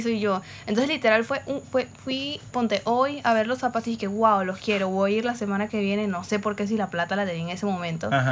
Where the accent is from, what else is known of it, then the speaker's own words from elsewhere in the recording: Caracas, Capital District, Venezuela; now in Valencia, Venezuela; yo vivo en Valencia y la mayoría de mi familia eh, nosotros somos de Caracas en verdad.